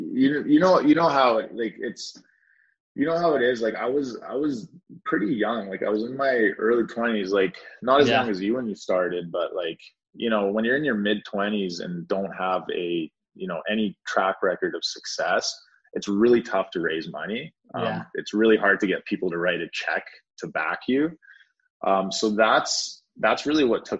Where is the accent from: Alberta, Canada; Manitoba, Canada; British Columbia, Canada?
British Columbia, Canada; Powell River; I grew up in a small town that you've never heard of called Powell River, which is a town of 20,000 people in Canada